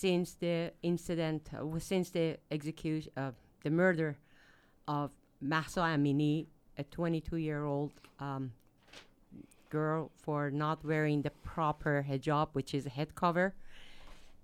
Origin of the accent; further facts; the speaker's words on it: Iran; moved away as an adult; now in Utah, United States; I was born and raised in Iran, came to U.S., Utah, actually, in 75 to go to University of Utah for Engineering